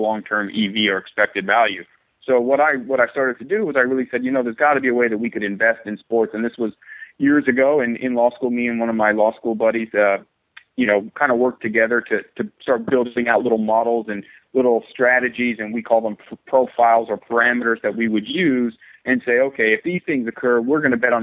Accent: San Diego, California, United States; I'm from San Diego, California, born and raised

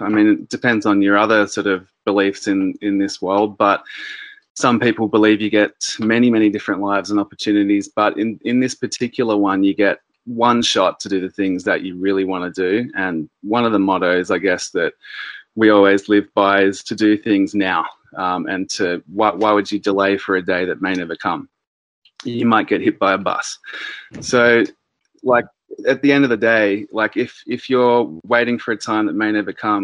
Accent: Sydney, New South Wales, Australia; I'm originally from the Northern Beaches in Sydney.

